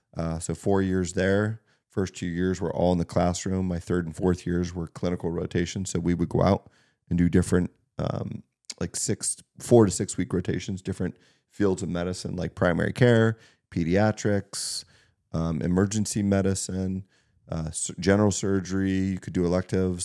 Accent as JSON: {"language": "English", "town": "Townville", "region": "Pennsylvania", "country": "United States", "tie": "born or raised there", "also_born_or_lived": "Meadville, Pennsylvania", "said": "I was born in Meadville, Pennsylvania. Um, Yeah, I grew up in Townville"}